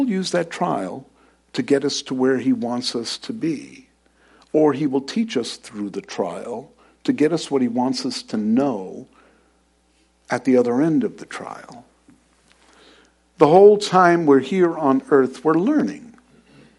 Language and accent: English; New York, United States; moved away; I was born and raised in New York